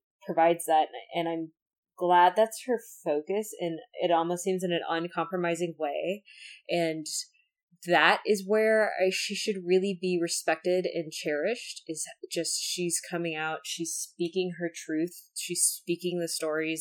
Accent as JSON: {"language": "English", "country": "United States", "said": "I am an American"}